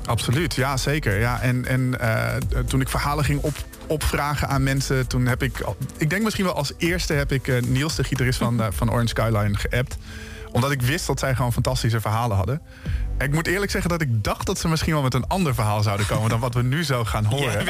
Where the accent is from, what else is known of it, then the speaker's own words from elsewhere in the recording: Emmen, Drenthe, Netherlands; Emma, mijn thuisstad